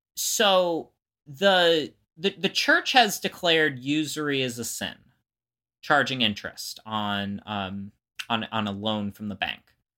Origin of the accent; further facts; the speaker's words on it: Florida, United States; growing up in Florida